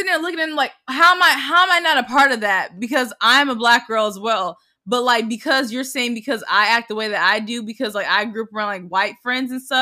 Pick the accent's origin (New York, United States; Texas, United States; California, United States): Texas, United States; The Colony; I grew up in the Colony, Texas, colony, which Texas. is which is a suburban town. Suburban. Shut up, a suburban town in Dallas, Texas.